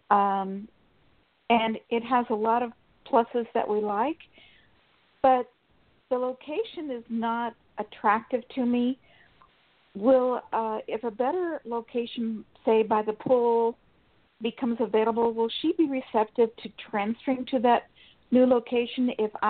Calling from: Sacramento, California, United States; from Sacramento, California.

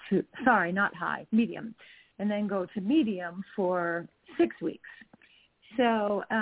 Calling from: Utah, United States; I'm calling in from Utah

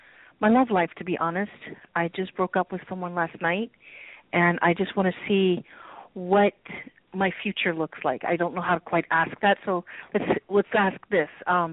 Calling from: Mountain View, California, United States; Mountain View.

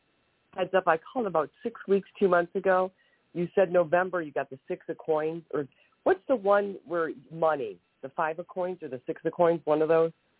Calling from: Ohio, United States; Yeah, Ohio, I'm sorry.

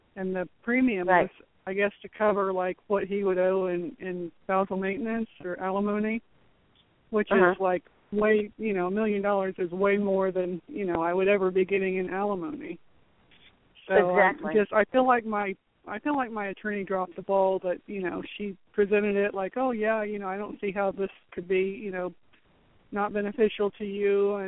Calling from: Florida, United States; From Florida.

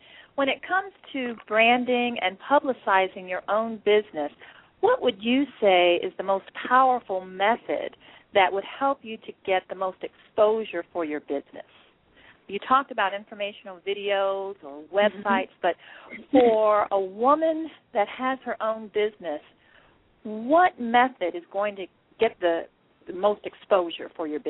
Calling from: Atlanta, Georgia, United States; I'm calling from Atlanta.

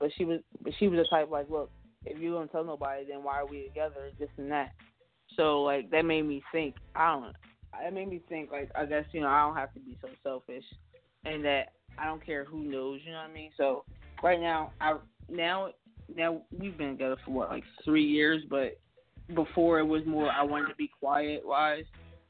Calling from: Pittsburgh, Pennsylvania, United States; I'm calling from Pittsburgh, Pennsylvania.

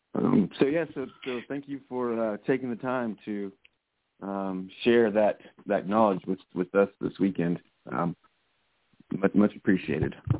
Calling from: Fairview, North Carolina, United States; I'm calling from Fairview, North Carolina.

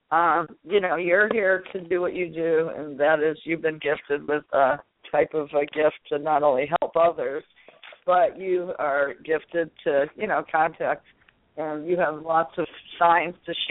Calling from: New Hampshire, United States; Uh, … in New Hampshire.

